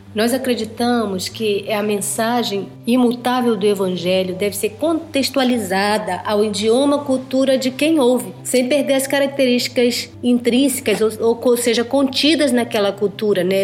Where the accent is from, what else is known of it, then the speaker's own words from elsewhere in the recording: Amazonas, Brazil; now in South Africa; nós somos brasileiros do Amazonas